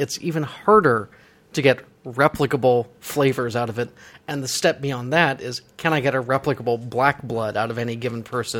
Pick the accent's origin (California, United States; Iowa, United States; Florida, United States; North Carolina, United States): Florida, United States; I'm from Florida.